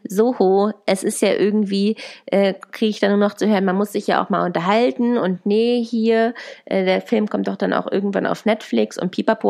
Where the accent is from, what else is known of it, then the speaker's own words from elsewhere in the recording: Germany; moved away as an adult; now in Chile; bei uns zu Hause in Deutschland